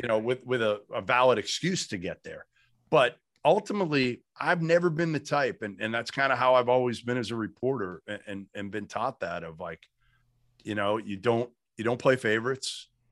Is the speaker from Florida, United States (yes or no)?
no; Boston, Massachusetts, United States; also born or lived in Arizona; I grew up in Boston